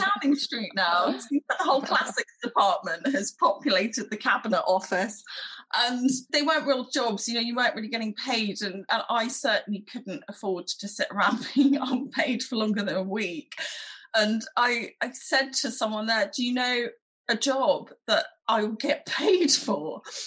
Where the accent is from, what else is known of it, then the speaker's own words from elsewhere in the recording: London, United Kingdom; I grew up in London. I went to primary school in East Finchley